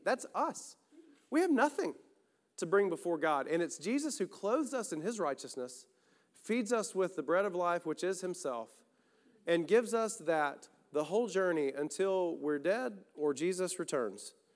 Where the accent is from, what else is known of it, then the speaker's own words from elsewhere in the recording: the South, United States; We have our own versions in the South